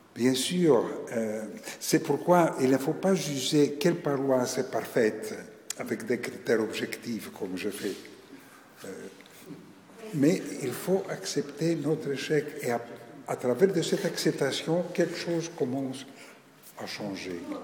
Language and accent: French; Greece; moved away as an adult; also born or lived in Paris, France; je suis né en Grèce, c'est-à-dire dans un pays dit orthodoxe.